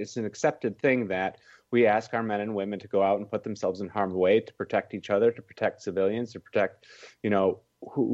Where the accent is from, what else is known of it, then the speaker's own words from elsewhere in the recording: Wisconsin, United States; I'm from Wisconsin, so I went back to Wisconsin